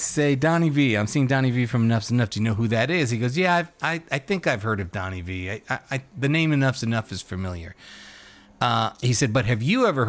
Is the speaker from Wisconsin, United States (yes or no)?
yes; Wisconsin, United States; we're from Wisconsin, but we're coming from Maryland.